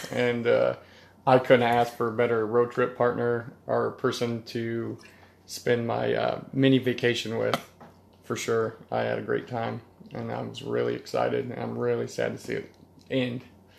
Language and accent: English; Wyoming, United States; Because they find out I'm from Wyoming